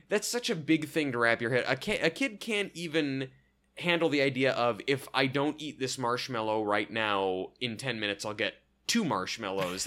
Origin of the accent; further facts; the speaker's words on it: Oregon, United States; I'm from Oregon